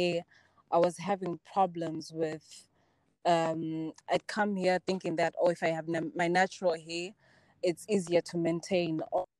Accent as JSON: {"language": "English", "region": "Bulawayo", "country": "Zimbabwe", "tie": "born or raised there", "also_born_or_lived": "South Africa", "moved": "as an adult", "said": "I was born and raised in Blawayo, Zimbabwe."}